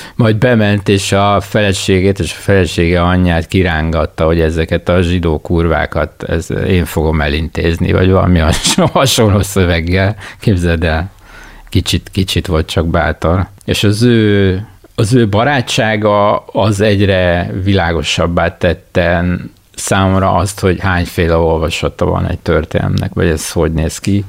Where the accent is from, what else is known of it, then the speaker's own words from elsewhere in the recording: Budapest, Hungary; én az Új Lipót városba jártam általános iskolába, konkrétan Sziget utcába, és a Pannonia utca lakója voltam ebben az időben